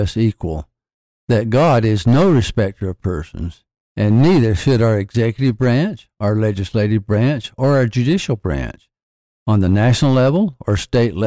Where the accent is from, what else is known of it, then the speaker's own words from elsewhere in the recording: the South, United States; I was born in 1942 in the South